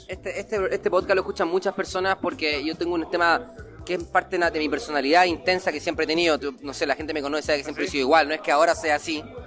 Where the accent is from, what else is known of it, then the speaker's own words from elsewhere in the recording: Providencia, Santiago Metropolitan Region, Chile; porque éramos de Providencia